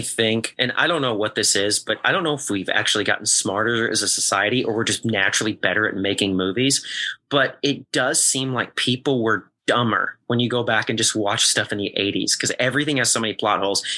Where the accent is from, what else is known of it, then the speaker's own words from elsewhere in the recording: Southern Illinois, United States; moved away as an adult; also born or lived in Chicago; now in Los Angeles, United States; I'm from Southern Illinois, so mm. very, very, very. The reason why I specify Southern Illinois is because it's like super country bumpkin.